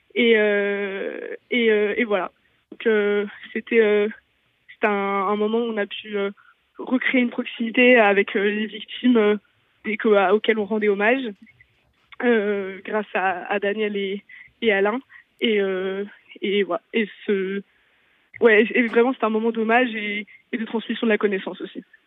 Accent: Lille, Hauts-de-France, France; C'est des lieux devant lesquels on passe pratiquement quotidiennement quand on est lillois

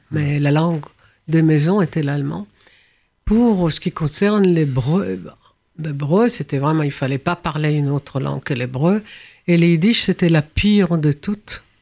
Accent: France; J'ai hein, grandi, j'ai grandi ici en France

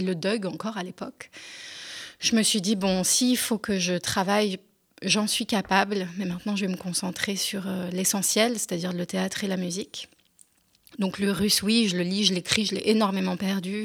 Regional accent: France; first language French; j'étais quand même euh, française et que ma langue maternelle c'était le français.

